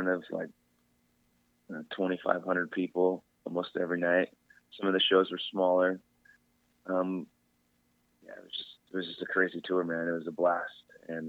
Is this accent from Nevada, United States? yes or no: yes; Las Vegas, Nevada, United States; I grew up in Vegas with Jake